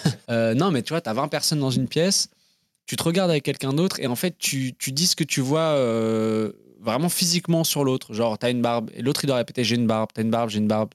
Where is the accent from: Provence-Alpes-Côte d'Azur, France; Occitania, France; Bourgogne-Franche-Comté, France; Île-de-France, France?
Île-de-France, France; Paris; moved away as an adult; also born or lived in Bristol / London; Je suis né à Paris, à l'hôpital Robert Debré